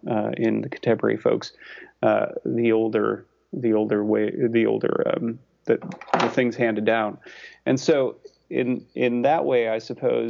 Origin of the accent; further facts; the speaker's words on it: Chicago, Illinois, United States; moved away as an adult; now in Kentucky, United States; I'm from the Chicago area.